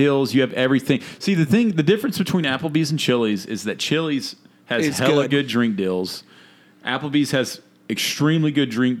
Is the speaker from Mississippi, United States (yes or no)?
yes; Jackson, Mississippi, United States; I am from Jackson, Mississippi, so I just got a little bit of Southern white trash in me